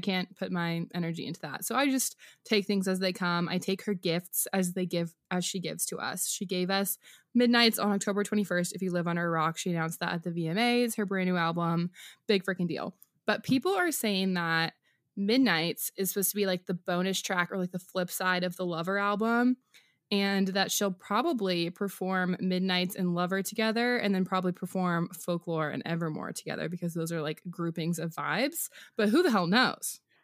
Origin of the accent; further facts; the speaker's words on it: Washington, United States; moved away; I'm recording from Washington State, where I flew this week to visit my family, um, right back in my parents' closet